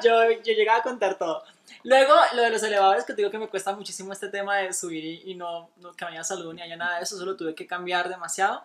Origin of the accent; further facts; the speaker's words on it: Colombia; now in Mexico; yo soy colombiana